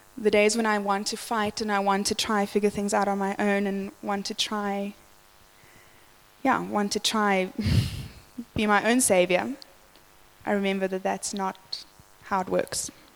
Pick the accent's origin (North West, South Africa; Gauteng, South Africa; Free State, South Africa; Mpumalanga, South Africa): Gauteng, South Africa; Johannesburg; I grew up in the West Rand of Joburg